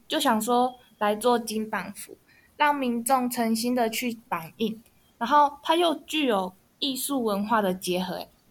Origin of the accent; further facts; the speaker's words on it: Neipu, Pingtung County, Taiwan; 我家乡在屏东的内埔啊